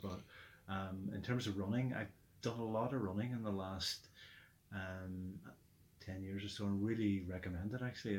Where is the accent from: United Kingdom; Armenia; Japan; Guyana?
United Kingdom; Derry, Northern Ireland; we grew up in Derry in the 70s and 80s at the time there